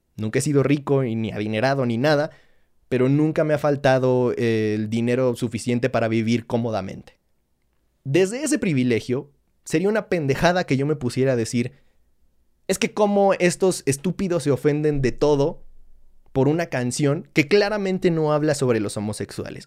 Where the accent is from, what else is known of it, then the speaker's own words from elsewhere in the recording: Mexico; un contexto como el nuestro